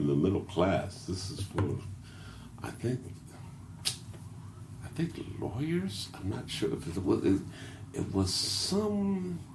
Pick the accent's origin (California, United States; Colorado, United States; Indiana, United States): Indiana, United States; Indianapolis; I'm from Lockfield.